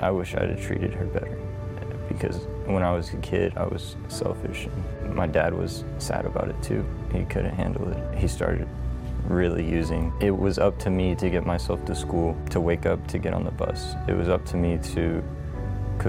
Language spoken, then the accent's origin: English; Houston, Texas, United States; also born or lived in Hawaii; I was born in Hawaii because my dad was in the Army. And when I was 3, we moved back to Houston